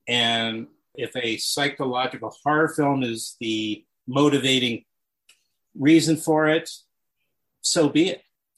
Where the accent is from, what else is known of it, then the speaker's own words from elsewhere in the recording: New York City, New York, United States; Well, I was born and raised in Queens.